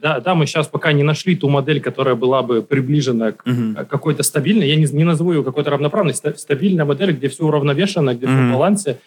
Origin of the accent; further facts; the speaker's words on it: Cherepovets, Vologda Oblast, Russia; moved away; я когда жил в Череповегасе, в моем родном городе